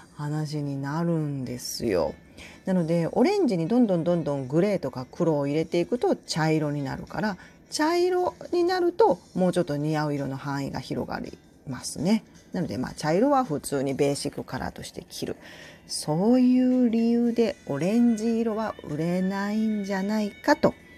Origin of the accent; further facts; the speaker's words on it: Tokushima, Japan; also born or lived in Kagawa Prefecture; now in Kansai, Japan; 香川で生まれて徳島で育った